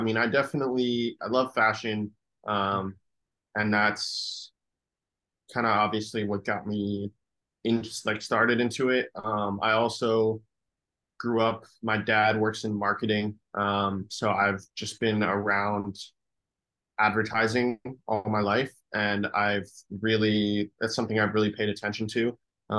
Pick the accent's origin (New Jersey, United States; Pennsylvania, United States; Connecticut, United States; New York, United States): New York, United States; born there; also born or lived in Chicago / San Francisco / Los Angeles; I was born in New York. I lived in Chicago for a period of time, then San Francisco, and then Los Angeles.